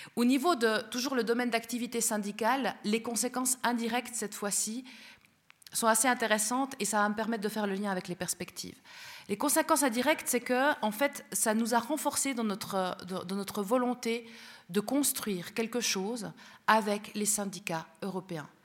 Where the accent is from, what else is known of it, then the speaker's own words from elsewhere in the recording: Spain; now in Switzerland; nous sommes tous les deux européens euh, d'origine, puisque moi-même je suis espagnole